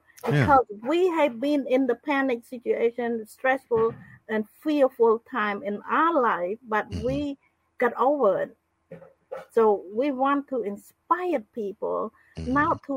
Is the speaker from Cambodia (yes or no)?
yes; Cambodia; moved away as an adult; also born or lived in Phnom Penh; I'm from Cambodia.